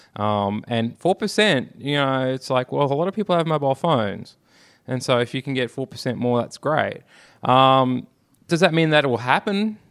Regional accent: Australia; I'm Australian.

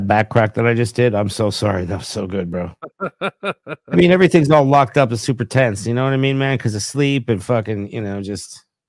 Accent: Philadelphia, Pennsylvania, United States; moved away; also born or lived in Long Island; Oh, yeah, Philly is that's my hometown. And let's just say I'm glad I'm 3,000 fucking miles away.

